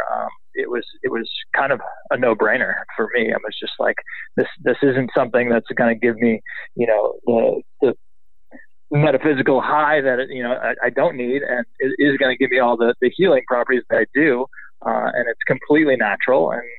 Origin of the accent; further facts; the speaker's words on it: Boston, Massachusetts, United States; now in California, United States; I grew up in Boston, Massachusetts